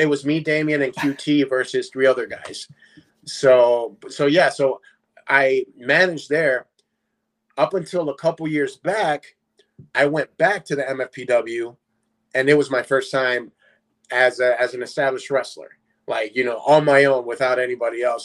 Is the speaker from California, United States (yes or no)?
no; Paulsboro, New Jersey, United States; also born or lived in Puerto Rico; when I came from Puerto Rico, I I lived in North New Jersey, but I then moved down to South Jersey, little small town called Paulsboro. That's where I grew up